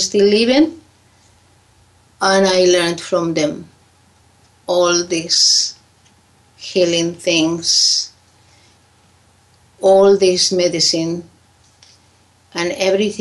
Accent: Lake Titicaca, Puno, Peru; English is a second language; from where I come is the High Andes, the Lake Titicaca. I grew up there. I born there.

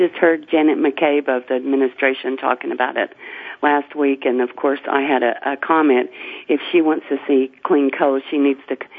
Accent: Harlan County, Kentucky, United States; So, I grew up in Harlan County

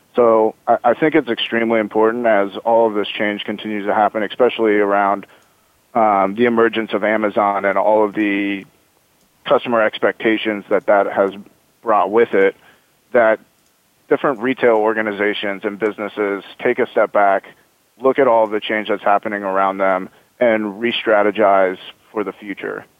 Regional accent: Omaha, Nebraska, United States; now in Bay Area, United States; I'm from Omaha, Nebraska

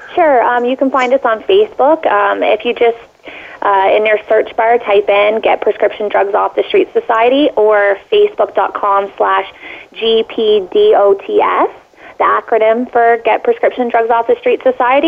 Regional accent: Canada; as a Canadian

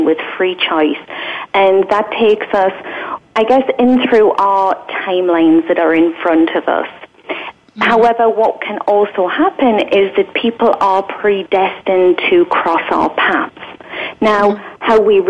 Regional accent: England, United Kingdom; I was from England.

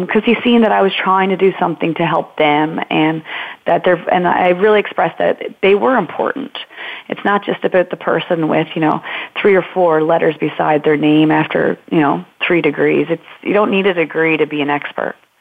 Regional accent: Marystown, Newfoundland and Labrador, Canada; now in Norris Point, Canada; I'm from Marystown. We're not actually from Norris Point.

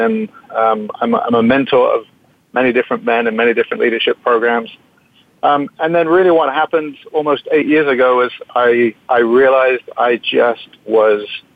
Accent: England, United Kingdom; moved away as an adult; now in United States; I came out from England when I was 18, 1983, a long time ago

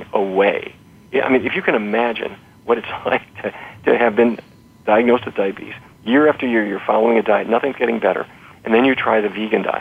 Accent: North Dakota, United States; I grew up in North Dakota, and so every day was roast beef or pork chops

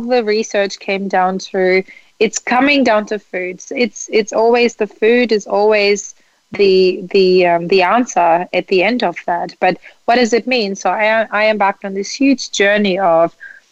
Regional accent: Germany; moved away; I grew up in Germany

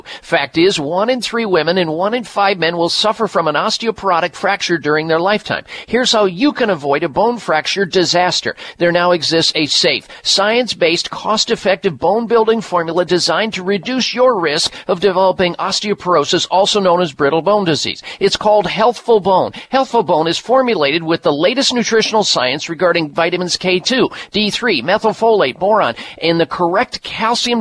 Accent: Midwest, United States; I grew up in the Midwest

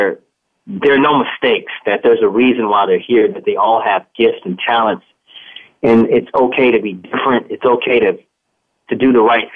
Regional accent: United States; moved away; also born or lived in Georgia / South Carolina; I grew up in South Carolina and in Georgia.

